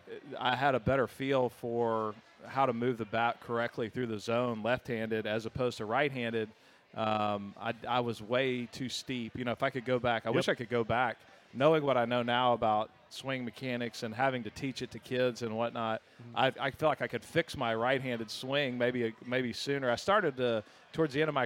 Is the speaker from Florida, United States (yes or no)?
no; Austin, Texas, United States; I grew up in Austin